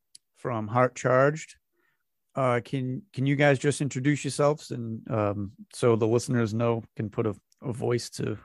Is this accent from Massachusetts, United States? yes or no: yes; Massachusetts, United States; I'm up in Massachusetts, so I have my own strange accent. Oh, yeah. And I, and I grew up on the border of Rhode Island.